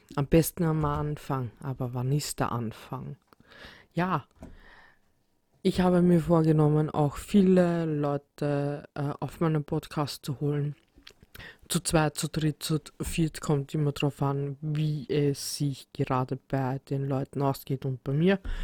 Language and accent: German; Vienna, Austria; ich komme aus Wien